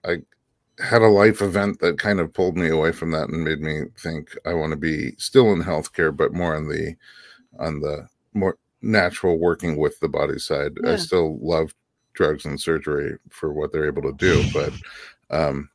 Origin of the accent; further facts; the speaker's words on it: New York, United States; moved away as an adult; also born or lived in Nebraska; now in Los Angeles, United States; we're from New York